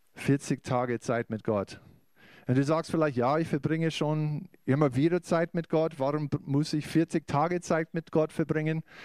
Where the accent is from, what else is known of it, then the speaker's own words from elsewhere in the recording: United States; German is a second language; moved away as an adult; now in Bavaria, Germany; ich bin aus den USA auch äh, mit meiner Familie